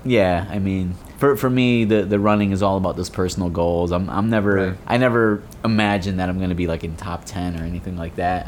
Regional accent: Connecticut, United States; moved away as an adult; also born or lived in Florida; now in Gainesville, United States; I'm actually originally from Connecticut, just moved to Florida um, in March of this year

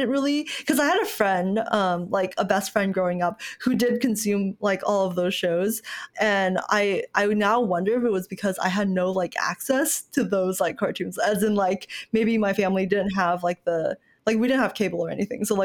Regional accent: Kuala Lumpur, Malaysia; now in United States; I was born in Kuala Lumpur, Malaysia.

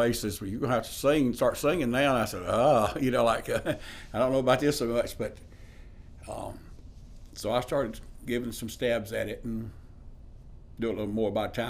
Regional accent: Liberty, South Carolina, United States; I'm from Liberty, South Carolina, a longtime musician.

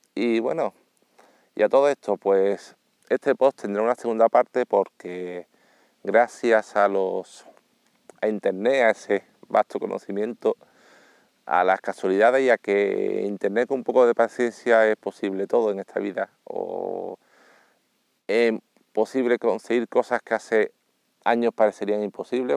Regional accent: Seville, Andalusia, Spain; yo soy sevillano

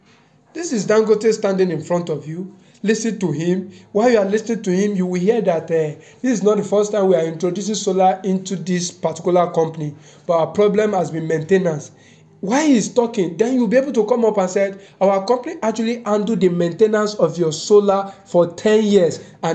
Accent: London, United Kingdom; I'm from London. I came from UK.

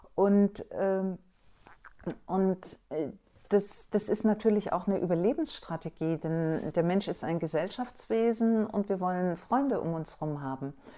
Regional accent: Stuttgart, Baden-Württemberg, Germany; ich komm aus Süddeutschland, aus Stuttgart

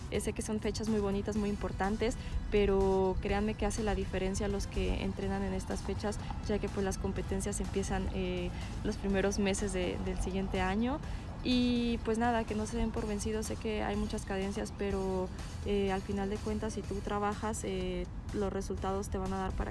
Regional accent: Mexico; cada vez que nosotros como mexicanos pues vemos que vamos avanzando, pues más te motivas y más avanzamos.

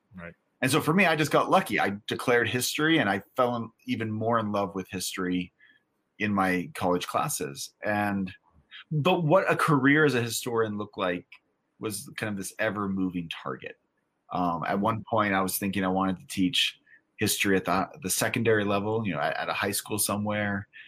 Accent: California, United States; I grew up in California

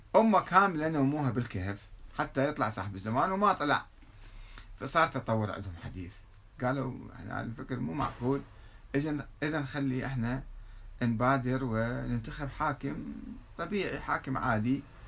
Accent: Iraq; عندنا في العراق

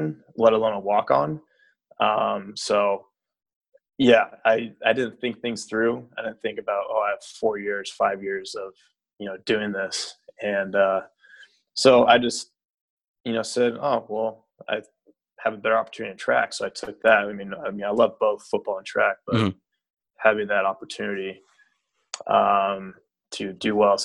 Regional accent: Orange County area near Laguna, California, United States; it's definitely a great place to grow up

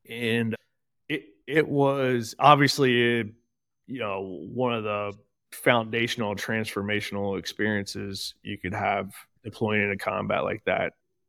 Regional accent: Portsmouth, Ohio, United States; Born and raised here in beautiful Portsmouth, Ohio, and Southern Ohio.

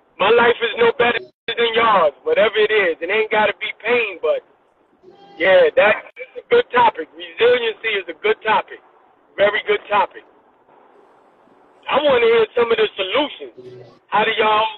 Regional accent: New York City, New York, United States; moved away as an adult; also born or lived in Washington, D.C.; I'm from Brooklyn

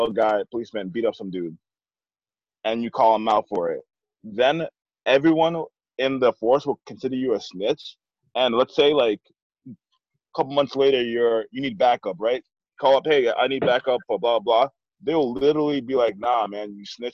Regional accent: Ithaca, New York, United States; right now I'm in my hometown, Ithaca, New York. So I'm in central New York

